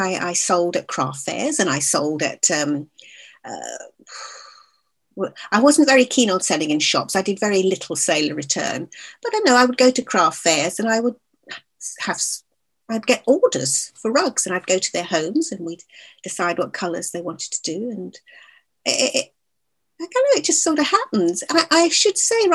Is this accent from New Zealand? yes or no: no; Scotland, United Kingdom; moved away as an adult; also born or lived in London; I was born in London, but I was brought up in Scotland.